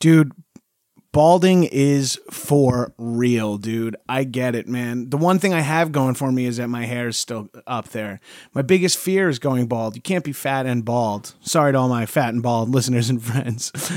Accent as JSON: {"language": "English", "area": "Long Island", "region": "New York", "country": "United States", "tie": "born or raised there", "said": "growing up in New York and Long Island"}